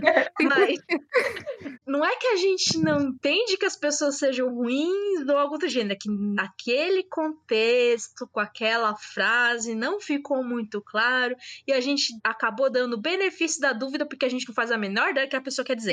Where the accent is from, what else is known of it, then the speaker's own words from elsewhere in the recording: São Paulo, Brazil; eu sou de São Paulo